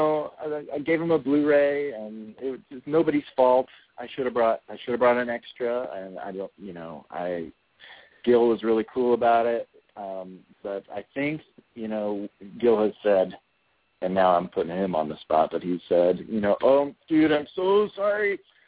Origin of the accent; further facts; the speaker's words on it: Springfield, Illinois, United States; I'm from Springfield, Illinois